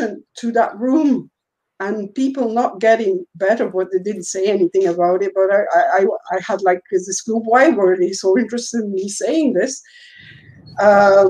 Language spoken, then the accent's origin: English; Belgium; I'm from Belgium